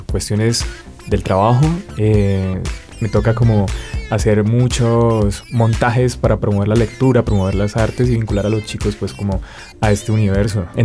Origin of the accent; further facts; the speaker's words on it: Cali, Valle del Cauca, Colombia; vengo de la ciudad de Cali